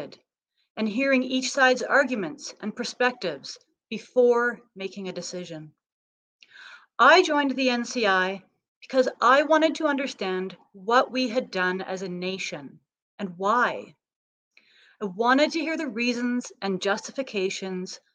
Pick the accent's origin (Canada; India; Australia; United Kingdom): Canada; as a Canadian